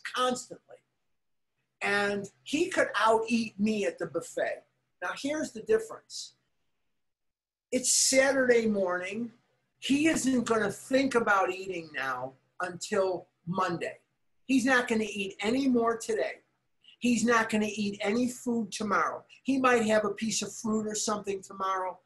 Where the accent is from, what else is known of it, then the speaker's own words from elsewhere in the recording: Chicago, Illinois, United States; now in Scottsdale, United States; which is where I'm born and raised. I'm from Chicago